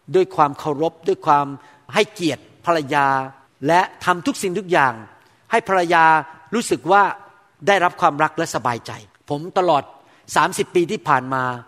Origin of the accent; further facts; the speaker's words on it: Thailand; moved away; เราเกิดโตขึ้นมาในสังคมคนไทยแบบนั้น